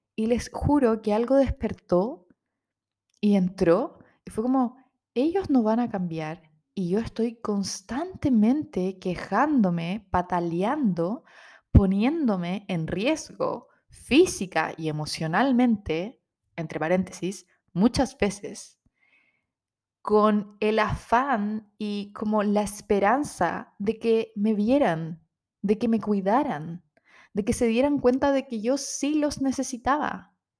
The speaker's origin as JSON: {"language": "Spanish", "town": "Rancagua", "region": "O'Higgins", "country": "Chile", "also_born_or_lived": "Santiago", "moved": "as an adult", "said": "como somos de región, somos de Rancagua, en Santiago no teníamos muchas redes, no tenemos familia en Santiago"}